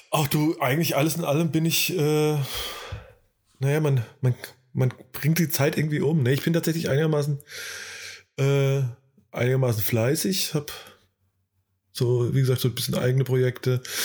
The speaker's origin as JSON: {"language": "German", "region": "Hesse", "country": "Germany", "tie": "born or raised there", "moved": "yes", "lives_now": "North Rhine-Westphalia, Germany", "said": "jetzt zwar ja auch gebürtiger Hesse, aber mittlerweile ja äh, Bürger des, äh, von NRW"}